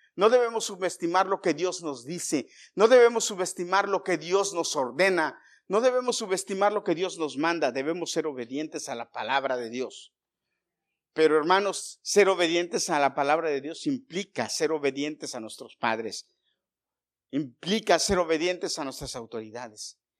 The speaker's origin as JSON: {"language": "Spanish", "country": "Mexico", "said": "yo como mexicano"}